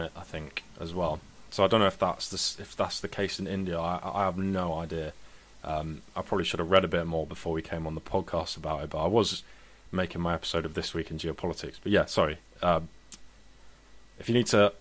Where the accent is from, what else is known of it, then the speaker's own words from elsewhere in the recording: London, United Kingdom; I'm a Londoner